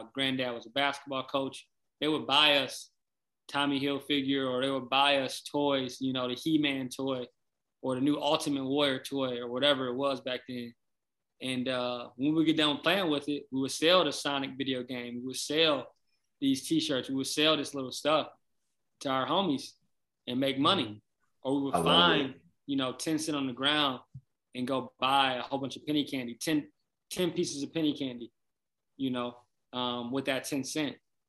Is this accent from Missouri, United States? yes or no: no; Flint, Michigan, United States; also born or lived in Detroit, Michigan / Kalamazoo, Michigan; I'm from Flint, Michigan, originally. Born in Flint, raised in Flint for a little bit, then moved to Detroit, Joy Road in Granville, then moved to Kalamazoo, then moved back to Flint, and then moved back to Kalamazoo for high school